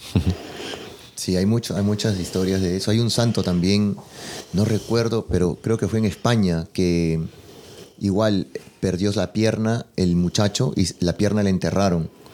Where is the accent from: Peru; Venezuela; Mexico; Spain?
Peru; yo que soy de Perú